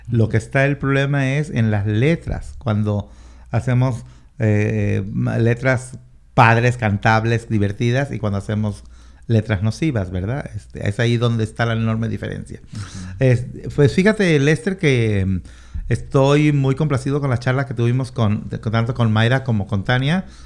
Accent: Mexico; now in Washington, United States

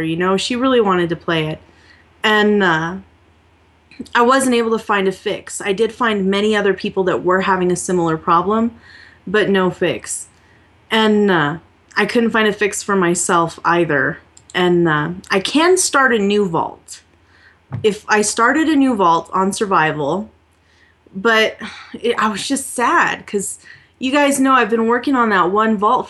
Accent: New Mexico, United States; I'm from New Mexico.

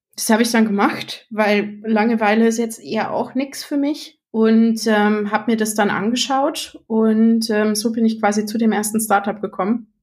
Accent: Munich, Bavaria, Germany; bin aus München

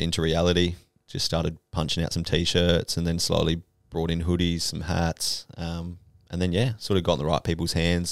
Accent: Adelaide, South Australia, Australia; from Adelaide, running our brand.

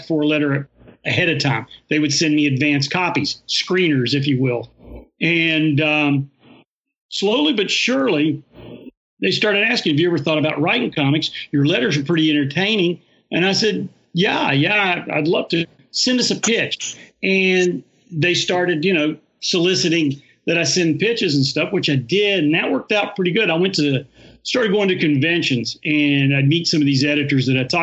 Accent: Huntington, West Virginia, United States; born or raised there; now in Ceredo, United States

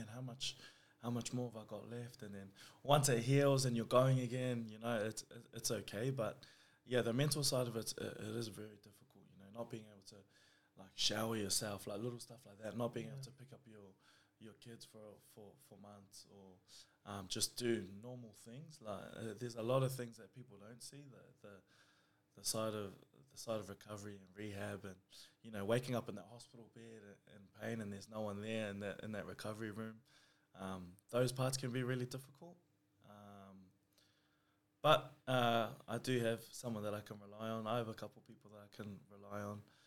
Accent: Auckland, New Zealand; now in Campbelltown, Australia; I was born in New Zealand. I grew up in West Auckland.

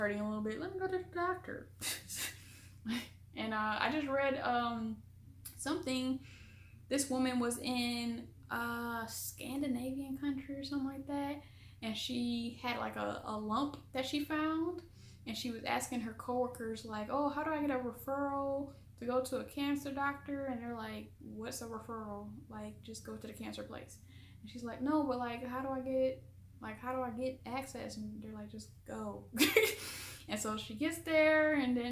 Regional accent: Michigan, United States; moved away as an adult; also born or lived in South Korea; I'm from Michigan, and so we're really close to Canada.

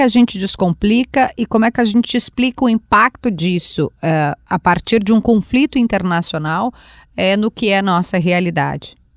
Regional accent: Rio Grande do Sul, Brazil; eu sou do Rio Grande do Sul, sim, eu sou gaúcha

